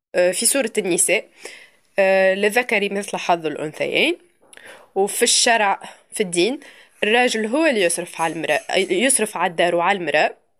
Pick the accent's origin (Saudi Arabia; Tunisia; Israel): Tunisia; أنا كتونسية